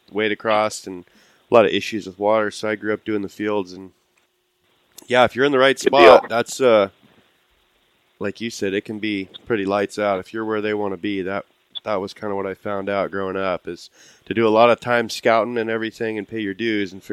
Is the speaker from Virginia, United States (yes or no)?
no; Idaho, United States; just Idaho